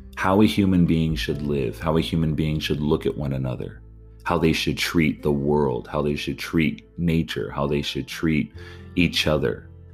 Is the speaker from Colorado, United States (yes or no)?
no; California, United States; I'm from California